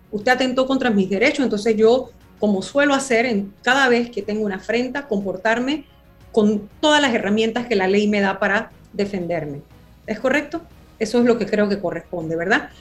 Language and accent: Spanish; Panama; mi país